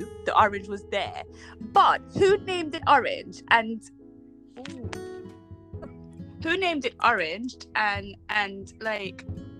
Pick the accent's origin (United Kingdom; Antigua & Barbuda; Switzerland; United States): Antigua & Barbuda; accent: Antiguan; I'm Antiguan. They're not going to miss my accent.